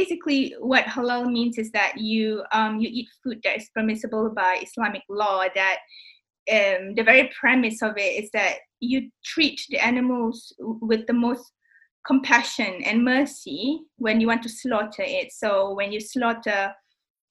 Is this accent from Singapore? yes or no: yes; Singapore; now in United Kingdom